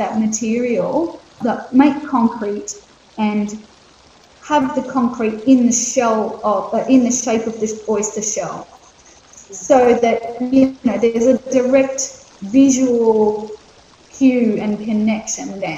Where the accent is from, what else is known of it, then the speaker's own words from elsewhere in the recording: Moreton Bay, southeast Queensland, Australia; also born or lived in Bundjalung country; I'm speaking today from Bundjalung country, but my country is Moreton Bay, southeast Queensland.